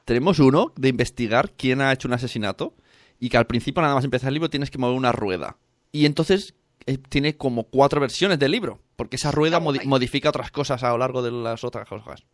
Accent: Palau-solità i Plegamans, Catalonia, Spain; Mi pueblo

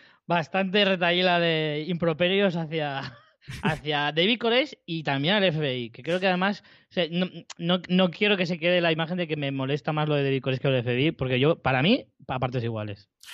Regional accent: Spain; yo, como español, de, de, una edad concreta

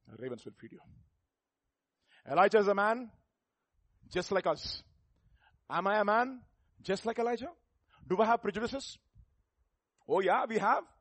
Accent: South India, India; You are from North India. I'm from South India. In South India, different Indias again.

